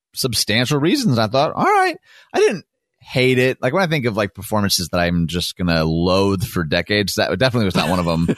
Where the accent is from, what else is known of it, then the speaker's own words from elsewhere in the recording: Detroit, Michigan, United States; now in Chicago, United States; I was from Detroit.